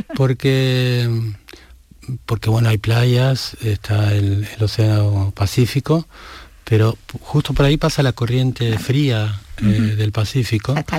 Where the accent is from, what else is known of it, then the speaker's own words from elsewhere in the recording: Argentina; moved away; lo empecé a leer en la biblioteca municipal de mi pueblo, yo soy de un pueblo muy pequeño en Argentina